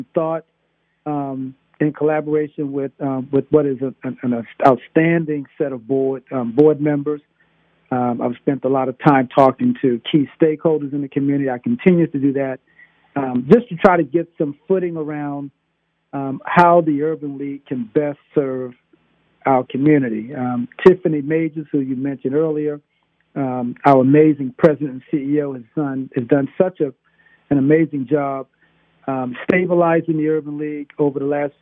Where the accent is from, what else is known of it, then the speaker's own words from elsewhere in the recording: Baltimore, Maryland, United States; moved away as an adult; from Whitelock Street. Now, Whitelock Street is a prominent street in the Reservoir Hill community in Baltimore City.